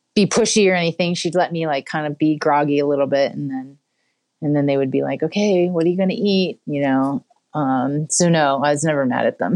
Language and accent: English; West Chester, Pennsylvania, United States; also born or lived in Philadelphia; I'm from Westchester, Pennsylvania